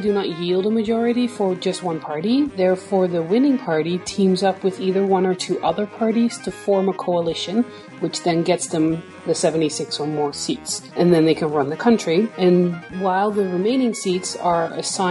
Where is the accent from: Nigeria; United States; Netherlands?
Netherlands; I'm from the Netherlands